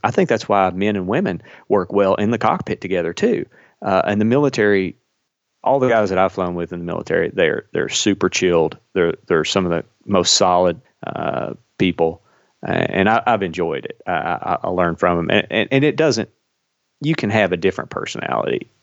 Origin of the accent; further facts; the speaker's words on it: Kentucky, United States; I flew fire patrol in Kentucky, uh, which is where I'm from, if you can't tell from my accent